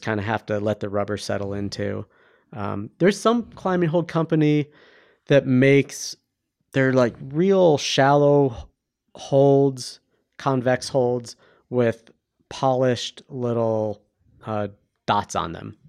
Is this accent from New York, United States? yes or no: no; Ohio, United States; now in Bend, Oregon, United States; we're both from Ohio